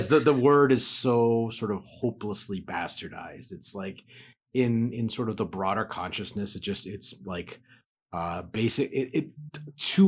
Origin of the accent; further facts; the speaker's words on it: Anchorage, Alaska, United States; I'm originally from Anchorage, Alaska